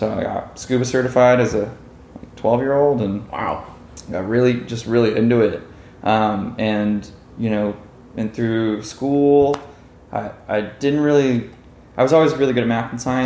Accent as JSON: {"language": "English", "town": "Los Angeles", "region": "California", "country": "United States", "tie": "born or raised there", "said": "I grew up in Westchester. It's this little town in Los Angeles right by LAX"}